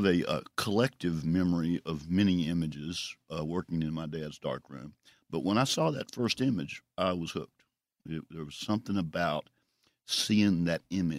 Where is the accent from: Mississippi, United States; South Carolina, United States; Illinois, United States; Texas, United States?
Mississippi, United States; Jackson; also born or lived in Greenwood; My family moved to Jackson when I was two. So I grew up in the Broadmoor section of North Jackson.